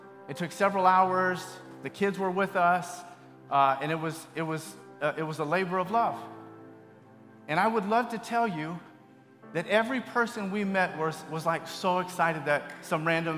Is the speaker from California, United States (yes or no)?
yes; Bay Area, California, United States; moved away as an adult; I grew up in the Bay Area, but I've been gone for a while